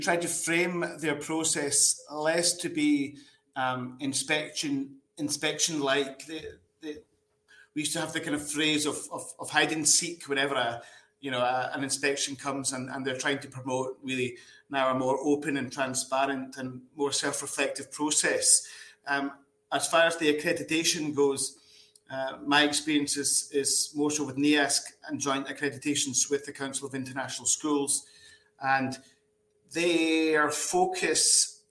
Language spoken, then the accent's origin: English; Scotland, United Kingdom; moved away as an adult; I am from Scotland.